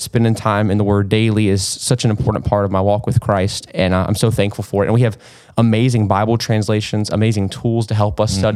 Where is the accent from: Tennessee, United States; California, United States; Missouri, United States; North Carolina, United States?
North Carolina, United States; Kannapolis; I'm from Kannapolis